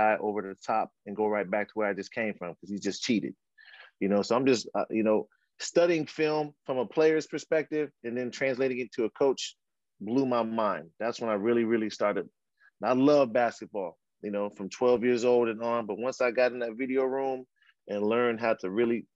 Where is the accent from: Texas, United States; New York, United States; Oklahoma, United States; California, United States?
California, United States; San Francisco; also born or lived in Australia; now in Philadelphia, United States; Well, I live in Philadelphia, but I was born and raised in San Francisco. That's where my journey started. I'm a Bay Area product